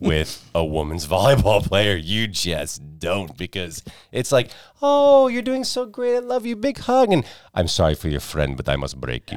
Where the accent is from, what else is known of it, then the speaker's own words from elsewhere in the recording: United States; Growing up outside New York City